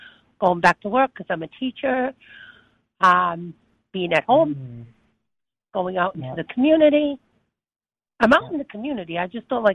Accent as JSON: {"language": "English", "country": "Italy", "tie": "born or raised there", "said": "I was born in Italy"}